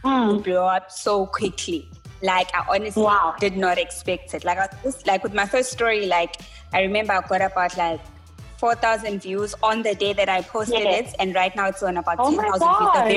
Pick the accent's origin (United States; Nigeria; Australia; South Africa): South Africa; Durban, KwaZulu-Natal; I was born and bred in Durban